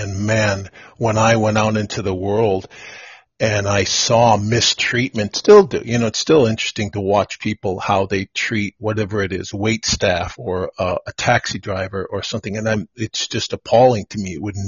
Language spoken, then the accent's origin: English; Wisconsin, United States; moved away; Born and raised in the Midwest, a small town of 2,000, kind of rolling farm hills about 20 miles outside of Milwaukee, Wisconsin. It was pretty insulated little town.